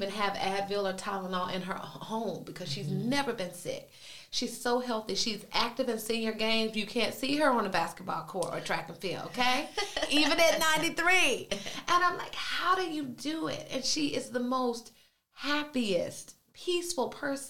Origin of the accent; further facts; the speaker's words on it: Durham, North Carolina, United States; also born or lived in Long Island, New York; I was born in Long Island, New York, but I was raised in Durham, North Carolina